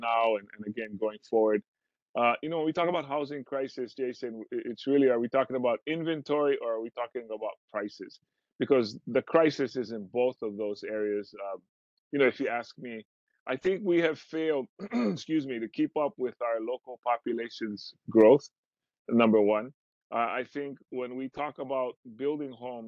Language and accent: English; Maui, Hawaii, United States; Growing up on Maui, it never, ever, ever occurred to me that I would not be able to live here and stay here and remain here.